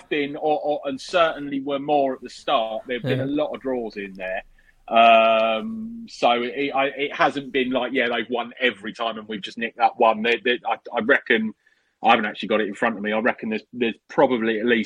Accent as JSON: {"language": "English", "region": "London", "country": "United Kingdom", "tie": "born or raised there", "said": "especially where I grew up in Battersea"}